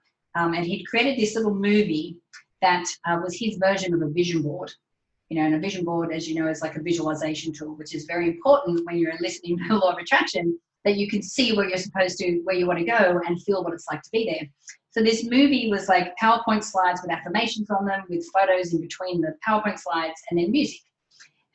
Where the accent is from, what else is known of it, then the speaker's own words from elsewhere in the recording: Australia; accent: Australian; I'm obviously Australian. You can tell from my accent.